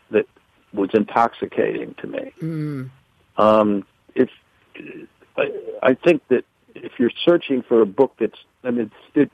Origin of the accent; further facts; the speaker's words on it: the South, United States; I'm a Southerner